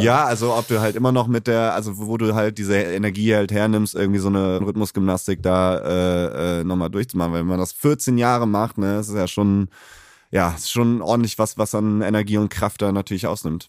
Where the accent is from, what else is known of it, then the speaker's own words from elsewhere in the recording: Cologne, North Rhine-Westphalia, Germany; ich bin in Köln geboren